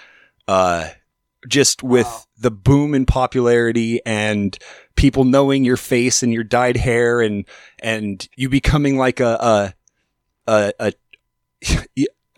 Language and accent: English; Alaska, United States; moved away as an adult; also born or lived in Portland; I'm from Alaska originally